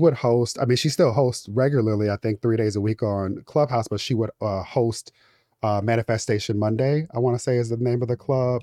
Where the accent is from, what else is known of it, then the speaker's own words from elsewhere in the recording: Inglewood, California, United States; I'm from Inglewood, California